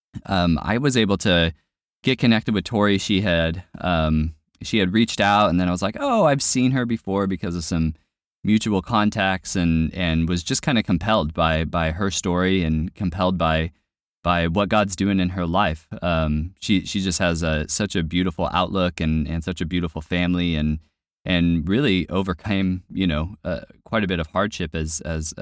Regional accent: California, United States; I'm from California, so saying awesome is pretty standard operating procedure.

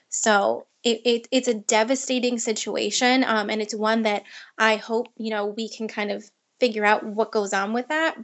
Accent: Long Island, New York, United States; I grew up in Long Island, New York

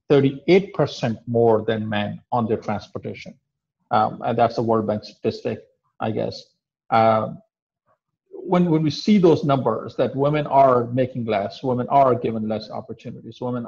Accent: Pakistan; also born or lived in Middle East / Europe; now in United States; I come from South Asian country of Pakistan, and being from Pakistan

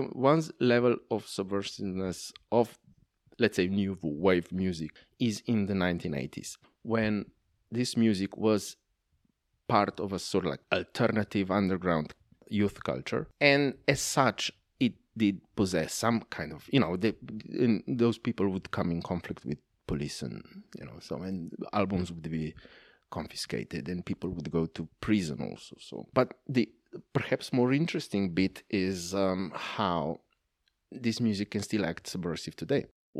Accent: Slovenia; first language Slovenian; English is a second language; My mother tongue is Slovenian. We did have in elementary school 1 year of Serbo-Croatian

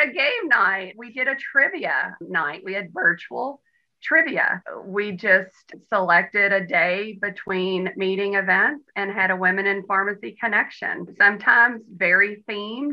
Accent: Western Kentucky, United States; I'm from Western Kentucky

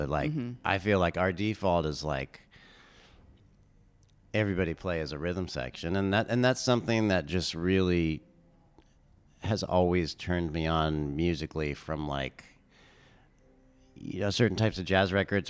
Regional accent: California, United States; I grew up in Southern California, and I spent a lot of time out in the desert, out in Joshua Tree, and driving through the Southwest.

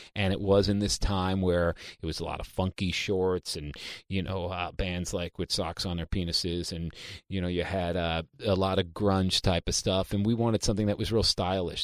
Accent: New York City, New York, United States; I'm from Queens, New York.

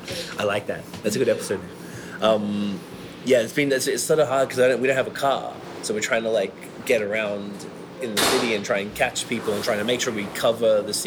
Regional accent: Australia; I'm from Australia. My French is bad.

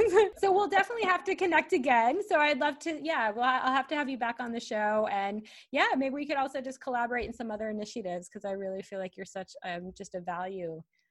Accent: Michigan, United States; moved away; also born or lived in Kuwait; we're both from Michigan, even though we're like totally living in different places right now.

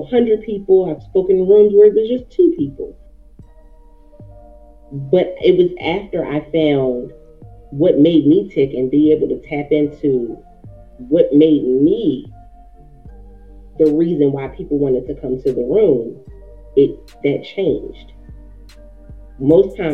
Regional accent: Philadelphia, Pennsylvania, United States; I'm born and raised in Philly

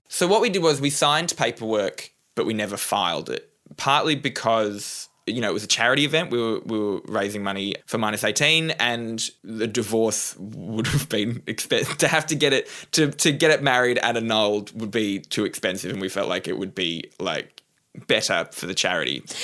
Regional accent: Newcastle, New South Wales, Australia; I grew up in Newcastle, New South Wales, on the coast.

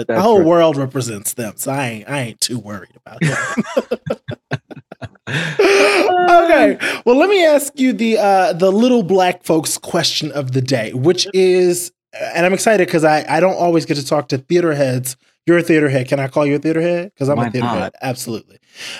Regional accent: New York, United States; Oh, New York.

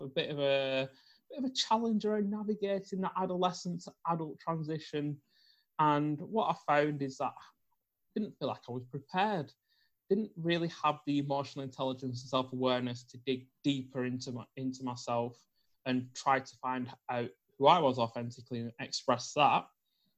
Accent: Bolton, North West England, United Kingdom; I was brought up in Bolton in the north of the UK

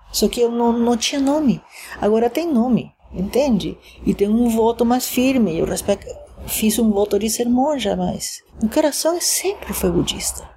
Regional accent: Caracas, Capital District, Venezuela; moved away as an adult; also born or lived in Poland / Japan; now in São Paulo, Brazil; sou venezuelana, nasci em Caracas, Venezuela, mas fiz do Brasil meu país

